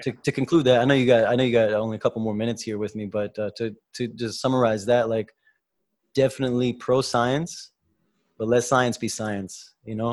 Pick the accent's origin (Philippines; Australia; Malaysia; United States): United States; We're both from the United States